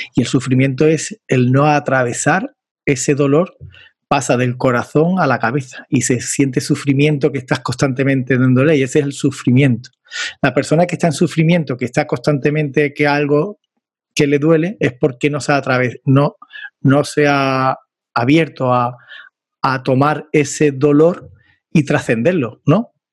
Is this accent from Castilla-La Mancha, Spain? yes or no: no; Andalusia, Spain; accent: Andalusian; En mi inglés, como andaluz, tengo que perfilarlo todavía ese inglés andaluz que tengo